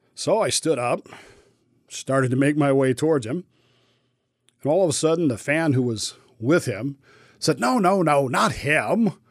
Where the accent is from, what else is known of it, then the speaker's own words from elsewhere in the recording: Denver, Colorado, United States; moved away; I'm from, I grew up in Denver. I'm not from there, but I, I grew up there